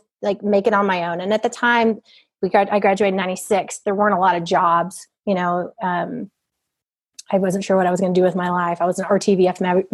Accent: Norman, Oklahoma, United States; moved away as an adult; also born or lived in Duncan, Oklahoma / Ecuador; now in Fort Worth, United States; I grew up in Duncan and Norman, Oklahoma

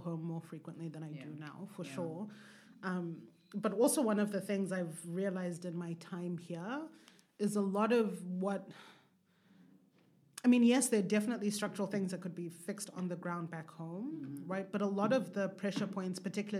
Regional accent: Zimbabwe; moved away as an adult; also born or lived in Hwange, Zimbabwe / Marondera, Zimbabwe / Harare, Zimbabwe; as an African born and raised in Zimbabwe, living in the diaspora

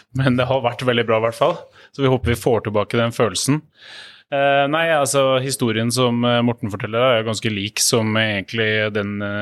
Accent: Oslo, Norway; Jeg er fra, her fra Oslo

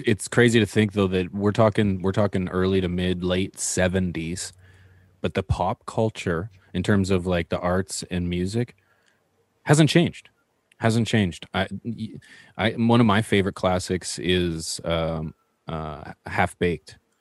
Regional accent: Canada; as Canadian

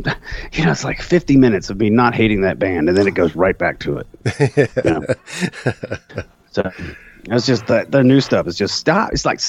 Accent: Irmo, South Carolina, United States; Columbia, Irmo. That's why I'm always blasting Irmo on stage, because I make fun of it.

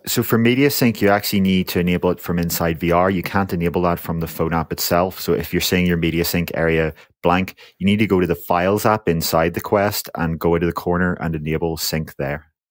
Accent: Northern Ireland, United Kingdom; I'm from Northern Ireland

